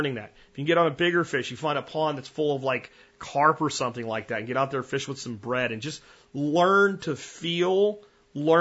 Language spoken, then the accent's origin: English; Pennsylvania, United States; moved away; I grew up in Pennsylvania